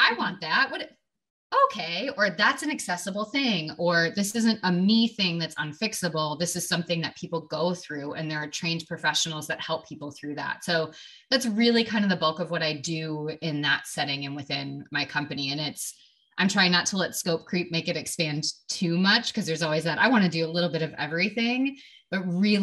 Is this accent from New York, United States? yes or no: no; Wisconsin, United States; moved away as an adult; now in Oregon, United States; I am from Wisconsin originally